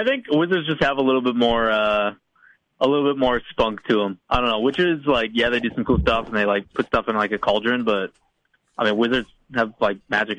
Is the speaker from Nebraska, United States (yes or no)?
no; Wisconsin, United States; I'm born and raised in Wisconsin, too, man.